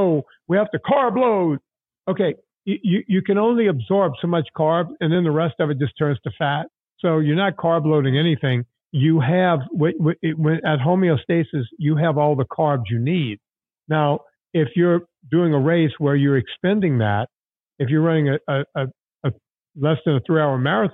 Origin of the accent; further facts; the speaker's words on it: Cajun country, Louisiana, United States; moved away; also born or lived in Hollywood; I grew up in Cajun country